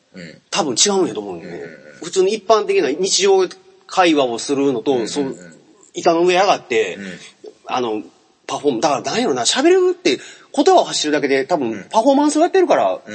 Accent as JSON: {"language": "Japanese", "region": "Kansai", "country": "Japan", "said": "俺関西の人間やから"}